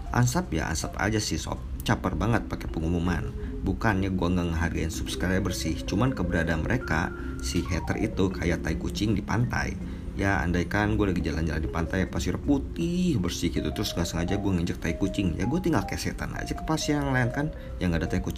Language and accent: Indonesian; Bogor, West Java, Indonesia; cerita gue lagi ngajakin bini gue yang orang Jakarta ke kampung halaman gue di Bogor dan benar-benar literally kampung halaman karena di seberang ini adalah rumah gue.